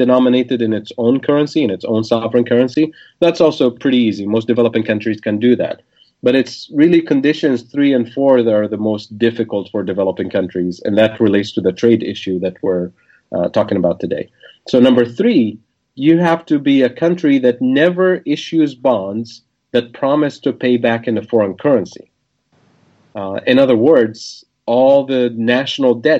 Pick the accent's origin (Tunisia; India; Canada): Tunisia; English is a second language; moved away as an adult; also born or lived in Kansas City, Missouri; now in United States; growing up in Tunisia, the traditional path is to move to France